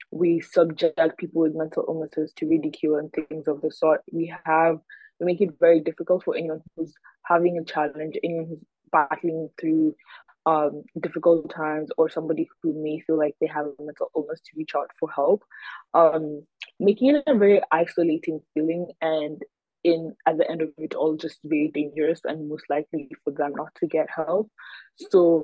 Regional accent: Kenya; now in United States; I am a Kenyan activist currently living in the US

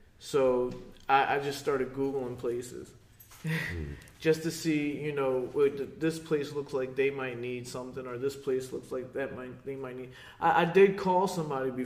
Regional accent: Fairless Hills, Pennsylvania, United States; moved away as an adult; also born or lived in South Philadelphia; now in Croydon, United States; I'm not from Bristol. You know, I'm from Fairless Hills

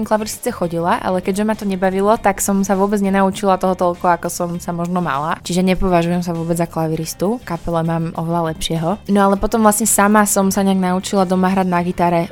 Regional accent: Slovakia; moved away as an adult; also born or lived in Brighton, England; som prišla naspäť na Slovensko

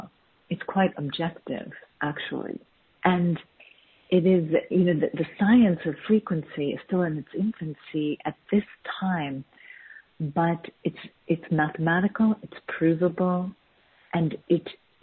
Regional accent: Boston, Massachusetts, United States; also born or lived in Chicago; I was born in Boston, Massachusetts, in the U.S.

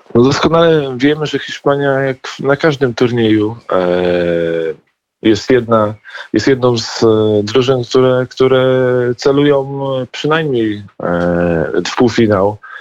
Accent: Poland; jesteśmy Polakami

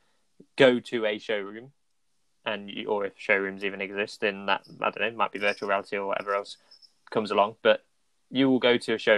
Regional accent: United Kingdom; as British people

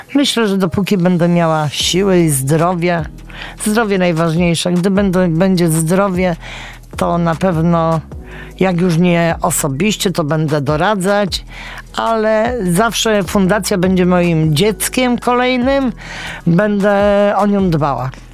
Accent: Września, Greater Poland, Poland; ja nie jestem z Poznania, mieszkam we Wrześni, tam się urodziłam

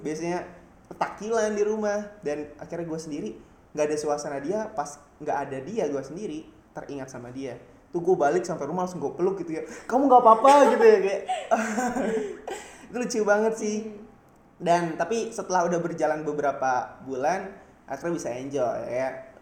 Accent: Jakarta, Indonesia; moved away as an adult; now in Jatinangor, Indonesia; gua anak Jakarta

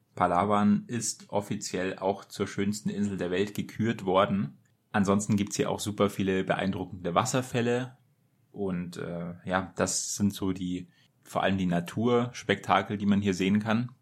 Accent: Germany; als Deutscher

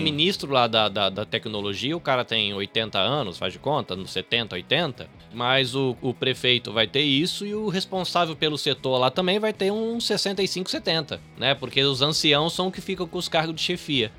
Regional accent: Brazil; now in Japan; eu, como brasileiro

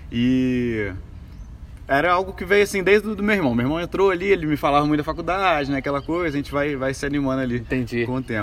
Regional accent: Juiz de Fora, Minas Gerais, Brazil; Então sou daqui de Juiz de Fora mesmo, né? É... sou criado na família, o que, que eu posso falar aí? Classe média baixa.

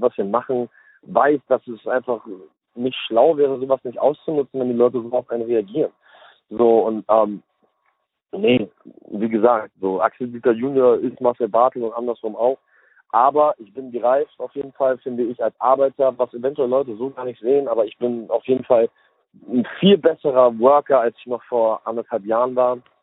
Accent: Hamburg, Germany; moved away as an adult; now in United States; ich komme aus Hamburg

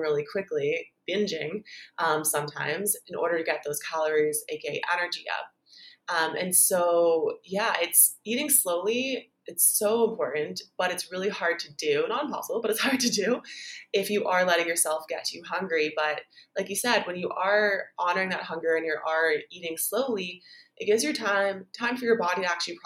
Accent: Canada; now in Bali, Indonesia; I'm Canadian, but I live in Bali

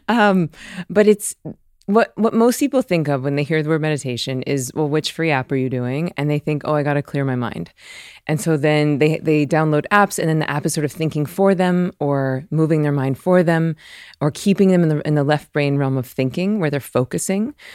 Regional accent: the South, United States; I'm from the South

